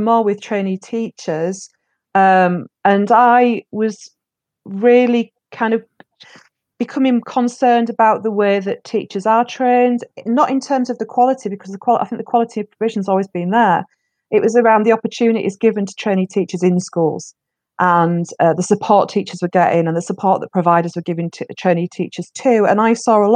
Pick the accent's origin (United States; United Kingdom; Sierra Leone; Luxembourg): United Kingdom; England; moved away as an adult; also born or lived in Leeds; worked in my hometown for about the first 3 years of my career before I moved over to Leeds, which is a city in the north of England, and kind of moved from the coastal town to the inner city